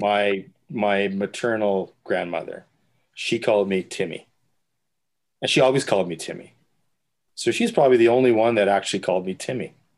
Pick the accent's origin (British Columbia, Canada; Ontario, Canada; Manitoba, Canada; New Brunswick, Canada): Manitoba, Canada; Winnipeg; now in Halifax, Canada; my father was actually a deacon when I was growing up in the Ukrainian Catholic Church in Winnipeg